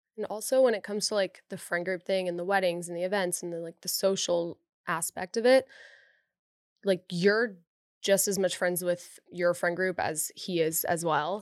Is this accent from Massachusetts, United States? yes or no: no; Dallas, Texas, United States; now in Austin, United States; I'm also from Dallas